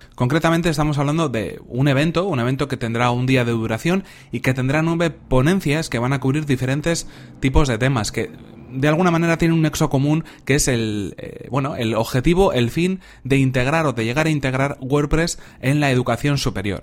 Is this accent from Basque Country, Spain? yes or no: yes; Bilbao, Basque Country, Spain; Bilbao, que es de donde yo soy